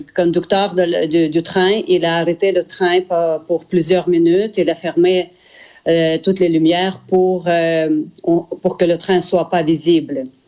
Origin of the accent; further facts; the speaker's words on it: Zaporizhzhia, Zaporizhzhia Oblast, Ukraine; now in Canada; ma ville natale, de Zaporogier